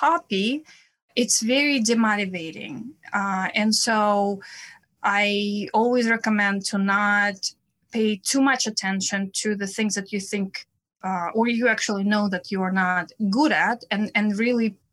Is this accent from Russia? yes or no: yes; Saint Petersburg, Russia; accent: Russian; English is a second language; also born or lived in Prague / Vienna / San Francisco Bay Area; now in New York City, United States; I am originally from Russia, as you can probably hear by my accent, from St. Petersburg, Russia.